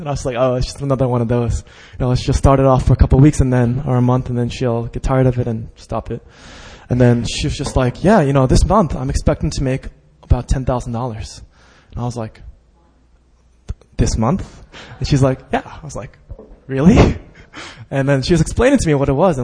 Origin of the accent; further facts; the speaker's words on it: Westchester, New York, United States; I grew up in Westchester, which is an all-Jewish neighborhood